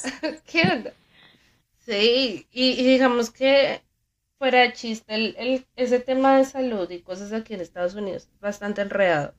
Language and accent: Spanish; Colombia; nosotros como colombianos